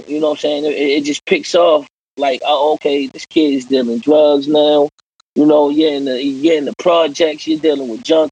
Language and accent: English; Baltimore, Maryland, United States; I'm born and raised in East Baltimore